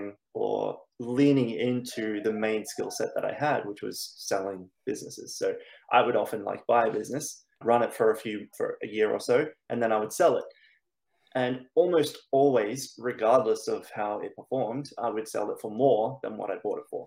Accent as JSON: {"language": "English", "country": "Australia", "accent": "Australian", "moved": "yes", "lives_now": "Stockholm, Sweden", "said": "I'm originally from Australia, so the accent's Australian, but I currently live"}